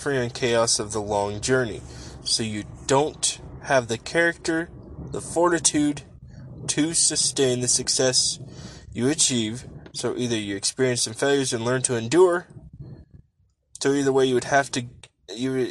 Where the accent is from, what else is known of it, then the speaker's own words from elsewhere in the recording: Nebraska, United States; Growing up in Nebraska, I was blessed to have a grandfather that always took me and my cousins fishing